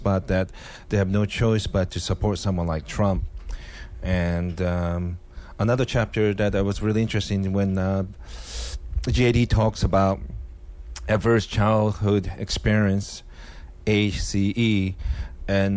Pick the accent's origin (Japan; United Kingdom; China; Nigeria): Japan; also born or lived in Seattle; now in United States; ethnically Korean, growing up in Japan